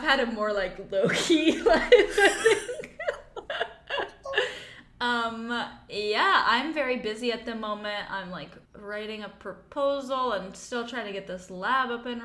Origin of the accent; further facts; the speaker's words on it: United States; now in Aarhus, Denmark; I'm American